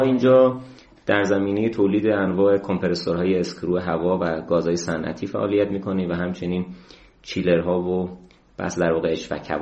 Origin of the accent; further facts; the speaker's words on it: Ilam Province, Iran; moved away as an adult; من تو ایلام به دنیا اومدم یکی از روستاهای دور افتاده ایلام